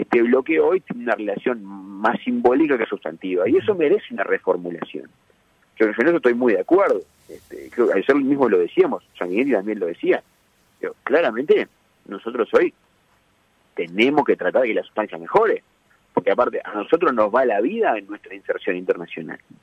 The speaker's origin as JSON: {"language": "Spanish", "country": "Uruguay"}